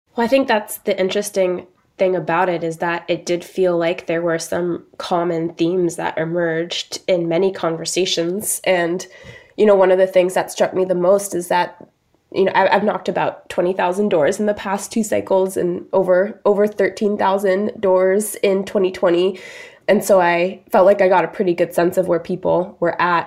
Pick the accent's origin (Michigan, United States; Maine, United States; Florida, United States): Maine, United States; also born or lived in Boston; I grew up in Maine in a small town of sixteen hundred people.